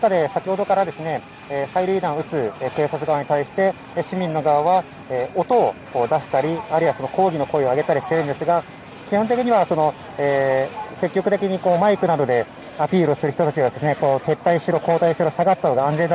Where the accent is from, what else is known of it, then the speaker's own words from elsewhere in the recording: Hong Kong; Japanese is a second language; 俺は香港人の民主で自由も、えー、存在の戦いです